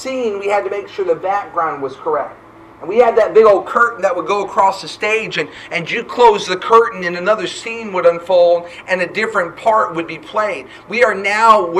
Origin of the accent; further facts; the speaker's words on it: New Hampshire, United States; also born or lived in Ford City, Pennsylvania; now in Huntsville, United States; Growing up in New Hampshire, I remember as a teenager, I had a burden for my local area